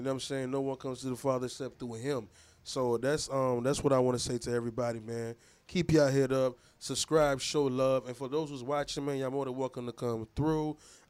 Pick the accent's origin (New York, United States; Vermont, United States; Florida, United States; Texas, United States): Florida, United States; Lake Worth; Growing up in Lake Worth